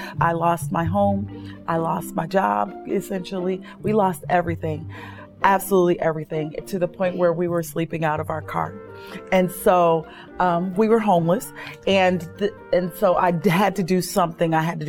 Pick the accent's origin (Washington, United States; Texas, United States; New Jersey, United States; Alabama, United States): New Jersey, United States; Jersey City; I grew up in Jersey City, New Jersey.